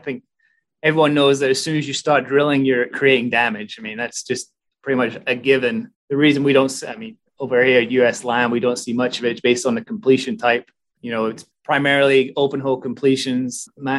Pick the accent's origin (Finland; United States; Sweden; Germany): Germany; born there; also born or lived in Aberdeen / Edinburgh; So originally born in Germany, raised as an army brat, I guess, before ending up in Aberdeen through my dad. Oh, I ended up in Scotland through my dad. So I went to college in Edinburgh